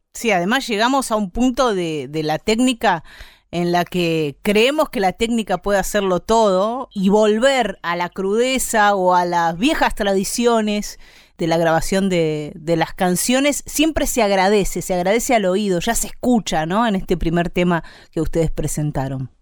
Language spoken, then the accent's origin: Spanish; Argentina; aquí en América Latina, en Argentina sobre todo